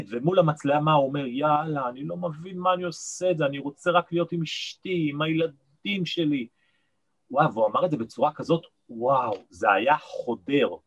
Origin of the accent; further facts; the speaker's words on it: Nigeria; born there; אבא שלי היה אה, מהנדס ראשי בסולל בונה בארצות חוץ, בניגריה, לכן נולדתי גם באפריקה, בניגריה.